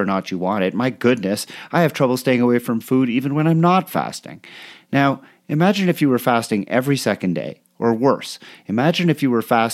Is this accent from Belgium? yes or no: no; Canada; moved away; growing up in Canada, coming to triathlon when I was still living there